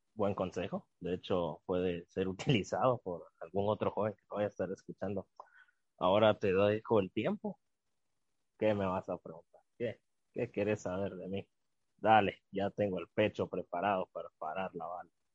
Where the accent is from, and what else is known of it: Guatemala